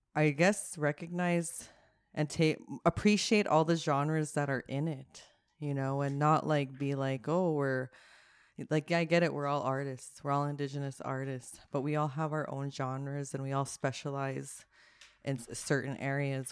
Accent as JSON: {"language": "English", "town": "Winnipeg", "region": "Manitoba", "country": "Canada", "said": "I'm from Winnipeg"}